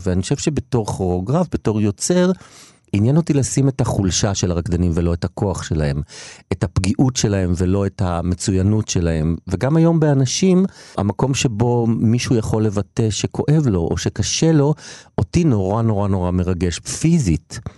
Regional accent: Israel; moved away as an adult; also born or lived in Tel Aviv; אני בא מקיבוץ

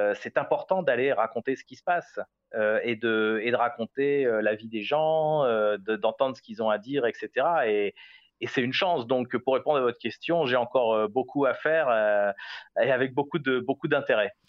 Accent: France; moved away as an adult; now in Jerusalem, Israel; je suis français attaché à mon pays

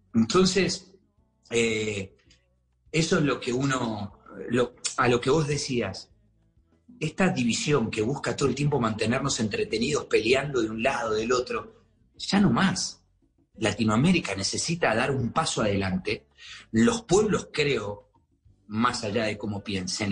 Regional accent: Argentina; now in Miami, United States

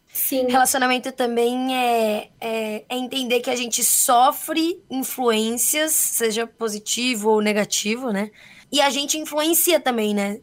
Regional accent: São Paulo, Brazil; somos de São Paulo

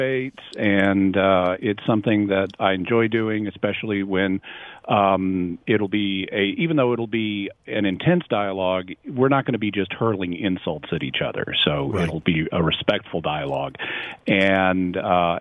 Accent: Texas, United States; I am from Texas

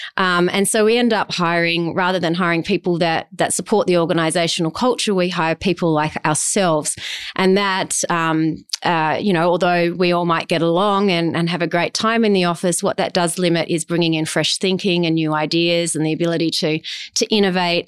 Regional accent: Adelaide, South Australia, Australia; also born or lived in Mount Gambier; I grew up in Adelaide

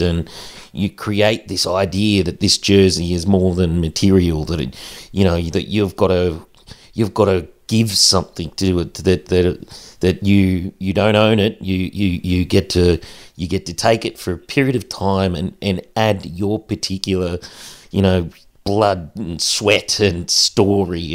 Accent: central west New South Wales, Australia; Growing up in the bush, growing up in a small community

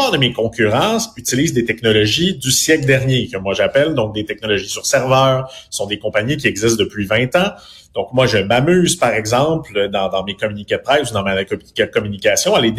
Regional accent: Quebec, Canada; pratiquement parce qu'on vient du Québec puis on est peut-être un peu plus petit mais il y a effectivement ce côté-là.

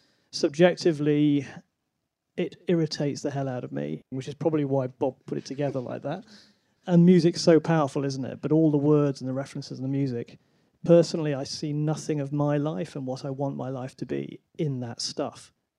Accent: United Kingdom; I am British and I live in London.

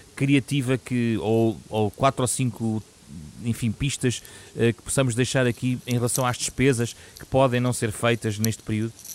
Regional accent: Portugal

